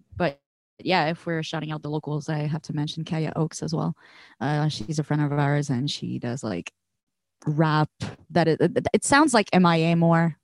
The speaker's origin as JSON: {"language": "English", "town": "Montreal", "region": "Quebec", "country": "Canada", "said": "we're all locals from Montreal"}